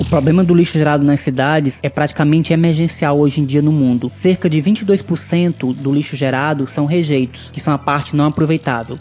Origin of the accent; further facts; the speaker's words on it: Santa Isabel, Piauí, Brazil; aqui na Elegante Santa Isabel, de onde eu venho